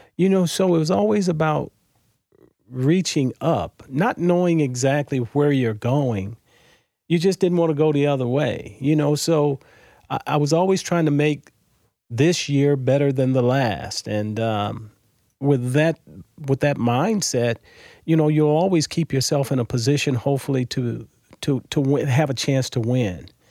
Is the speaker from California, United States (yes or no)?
yes; Los Angeles, California, United States; moved away as an adult; also born or lived in Mobile, Alabama; now in St. Louis, United States; I was born in Mobile, Alabama, um, December twenty-sixth, nineteen fifty-four. Uh, I moved to L A when I was six years old, so most of my growing up was done in Southern California